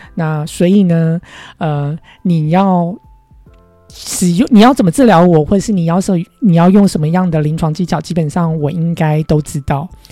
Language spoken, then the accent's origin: Chinese; Taiwan; moved away as an adult; now in United States; 我在亚洲长大，在台湾长大